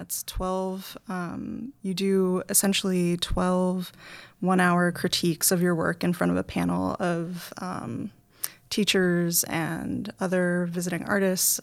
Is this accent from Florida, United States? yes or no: no; New York City, New York, United States; moved away as an adult; also born or lived in New Haven, Connecticut; now in North Adams, United States; I'm from the Bronx